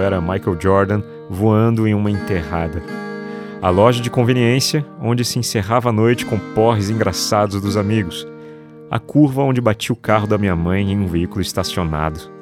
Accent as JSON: {"language": "Portuguese", "town": "São José dos Campos", "region": "São Paulo", "country": "Brazil", "tie": "born or raised there", "moved": "yes", "said": "Sempre que venho à minha cidade natal, em São José dos Campos, interior de São Paulo"}